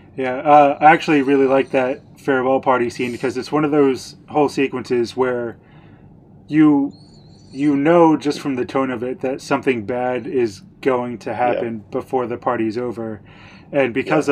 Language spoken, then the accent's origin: English; United States; a white American